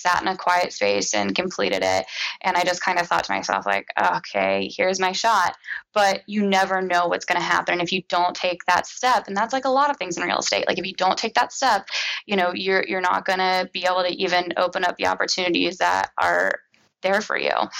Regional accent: Cincinnati, Ohio, United States; I'm born raised Cincinnati, went to the University of Cincinnati, go Bearcats

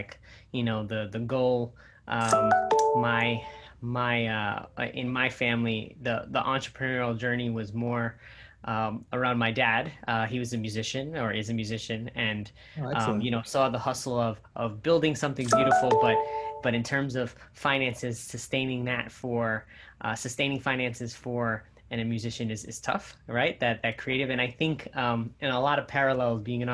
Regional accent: New Jersey, United States; I am by heritage Puerto Rican, but born in New Jersey

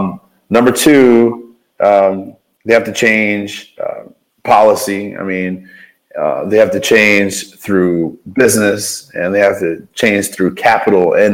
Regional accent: Baltimore, Maryland, United States; now in Ohio, United States; I'm from Baltimore

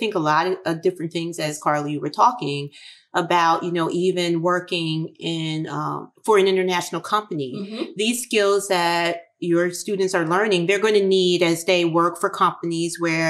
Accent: Philadelphia, Pennsylvania, United States; I'm from Philly

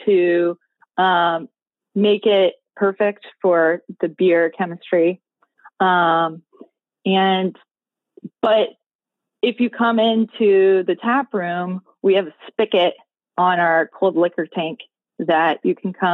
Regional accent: Iowa, United States; moved away as an adult; now in Gainesville, United States; I'm from Iowa. So I am not a Gainesville native. My husband and I moved here in 2009

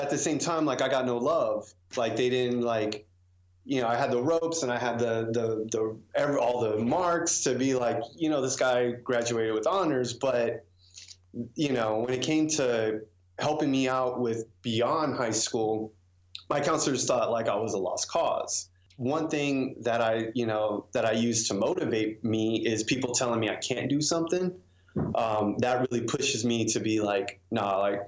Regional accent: San Antonio, Texas, United States; now in Austin, United States; I moved to Austin from San Antonio, native Texan

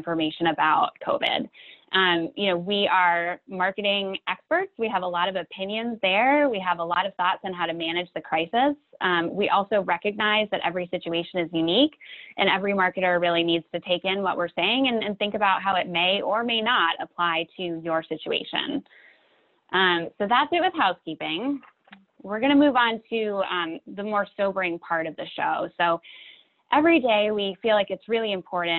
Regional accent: Boston, Massachusetts, United States; I am a Bostonian

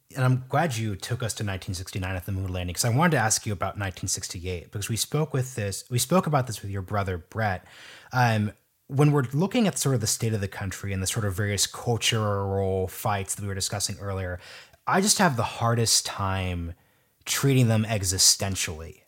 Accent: Oregon, United States; now in Washington, D.C., United States; I'm from Oregon, so maybe I've sort of lost touch with my roots here

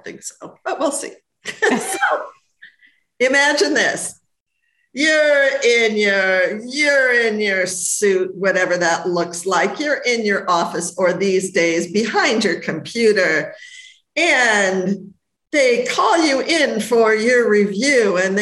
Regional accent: Los Angeles, California, United States; I'm from Hollywood

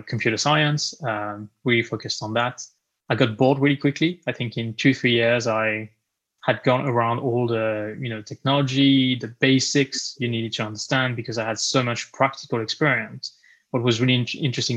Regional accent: France; moved away as an adult; now in United Kingdom; I was born and raised in France, and actually moved to the UK 8 years ago

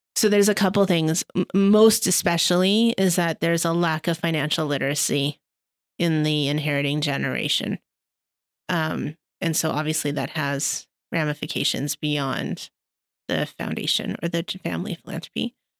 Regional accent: Canada; as Canadian philanthropists

